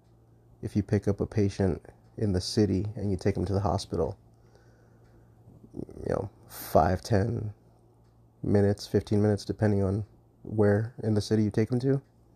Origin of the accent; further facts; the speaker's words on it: Southwest, United States; the area that we work was my hometown and also part of the reservation. And the reservation itself is pretty much about the size of the state of Connecticut. So it's pretty big. And there's a lot of desert. I'm in the Southwest.